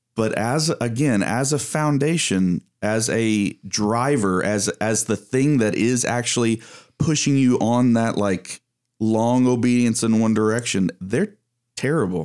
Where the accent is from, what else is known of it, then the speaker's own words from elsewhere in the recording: East Texas, United States; I come from East Texas